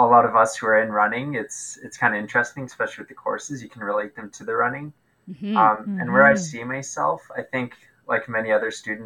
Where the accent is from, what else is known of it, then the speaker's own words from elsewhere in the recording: Winnipeg, Manitoba, Canada; I was born in Winnipeg, born and raised here, lived in the same house all my life